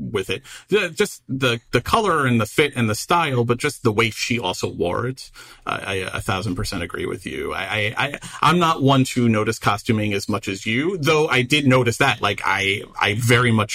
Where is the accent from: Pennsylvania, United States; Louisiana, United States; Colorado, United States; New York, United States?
New York, United States; New York City; my hometown of Queens, 10 minutes from where I grew up